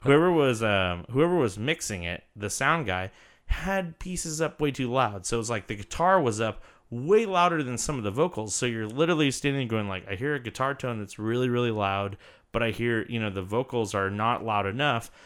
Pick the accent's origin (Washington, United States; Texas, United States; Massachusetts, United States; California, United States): California, United States; Santa Cruz; My hometown is Santa Cruz, California